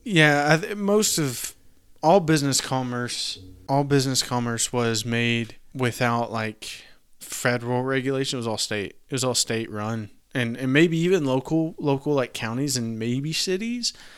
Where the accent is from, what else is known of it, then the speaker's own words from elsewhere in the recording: Nashville, Tennessee, United States; I am locally from Nashville, Tennessee